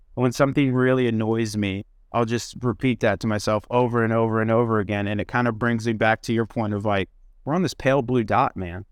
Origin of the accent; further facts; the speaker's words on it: Midwest, United States; I grew up in the Midwest